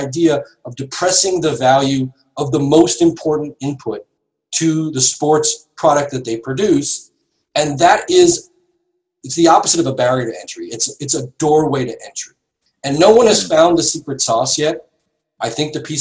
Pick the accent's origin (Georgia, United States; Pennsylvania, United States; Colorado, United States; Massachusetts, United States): Massachusetts, United States; I grew up in Massachusetts